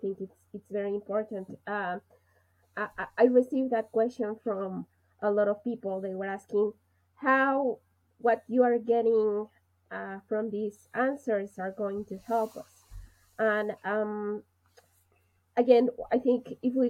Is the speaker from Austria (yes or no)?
no; Mexico; I'm from Mexico